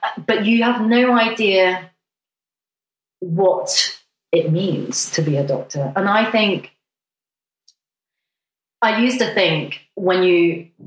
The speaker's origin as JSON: {"language": "English", "country": "Hong Kong", "moved": "yes", "lives_now": "United Kingdom", "said": "I come from Hong Kong"}